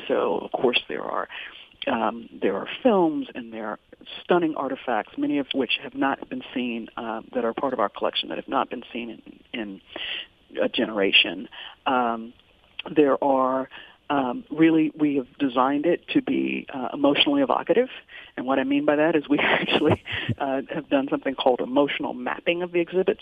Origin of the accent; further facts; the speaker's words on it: Virginia, United States; also born or lived in Detroit; now in Richmond, United States; having grown up in Virginia